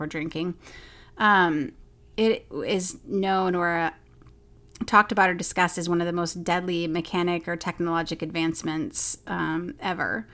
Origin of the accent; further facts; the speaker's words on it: Oklahoma, United States; I grew up in Oklahoma